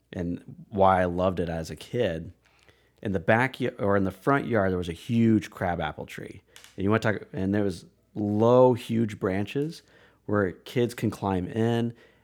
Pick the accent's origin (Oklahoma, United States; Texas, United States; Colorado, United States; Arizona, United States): Colorado, United States; Aurora; born there; also born or lived in Iowa; I was not originally born in Iowa. I was actually born in Colorado. I was born in Aurora, Colorado